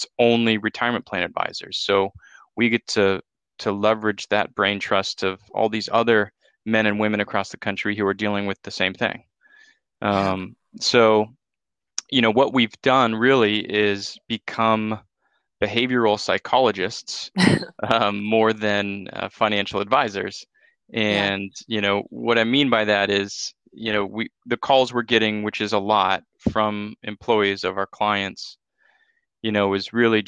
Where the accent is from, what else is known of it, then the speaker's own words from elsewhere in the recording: Dana Point, California, United States; also born or lived in Santa Barbara, California; I grew up in Southern Orange County in Dana Point, California